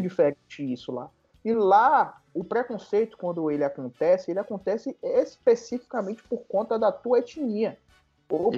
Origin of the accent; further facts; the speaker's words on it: Salvador, Bahia, Brazil; now in Brasília, Brazil; eu nasci em Salvador, fui criado em Salvador amo minha cidade